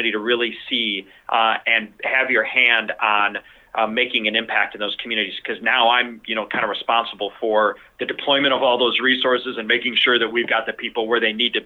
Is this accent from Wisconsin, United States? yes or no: yes; Milwaukee, Wisconsin, United States; moved away; in my hometown in Milwaukee, Wisconsin, and was a police officer there